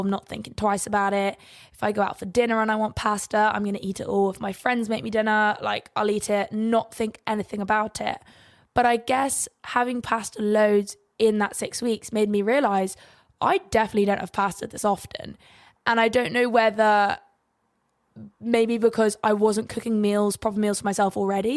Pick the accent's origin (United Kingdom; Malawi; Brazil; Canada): United Kingdom; England; we have beautiful sunrises and sunsets in England